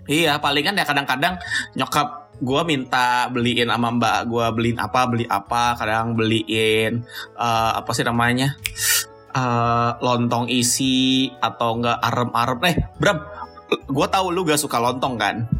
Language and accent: Indonesian; Jakarta, Indonesia; gue dari kecil juga pas lagi di Jakarta